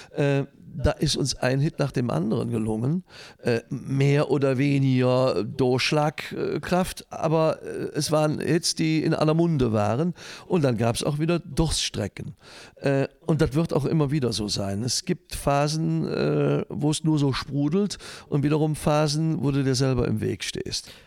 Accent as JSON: {"language": "German", "town": "Leverkusen", "region": "North Rhine-Westphalia", "country": "Germany", "tie": "born or raised there", "said": "in meinem Geburtsort in Leverkusen-Schlebusch"}